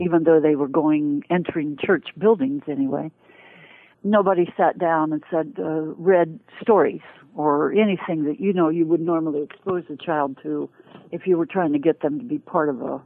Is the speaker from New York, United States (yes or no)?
no; Ohio, United States; moved away as an adult; also born or lived in Cleveland, Ohio / Wooster, Ohio / Dayton, Ohio / Springfield, Ohio; I was born in Cleveland, Ohio, but I grew up in parts of Ohio, southern Ohio and mid-north Ohio